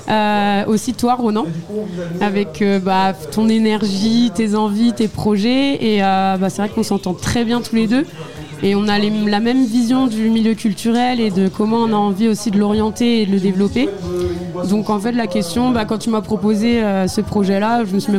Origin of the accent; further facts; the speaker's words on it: Morlaix, Brittany, France; Euh, ouais, ouais, parce que je suis de Morlaix de base. Et après, c'est vrai que je connais pas mal Morlaix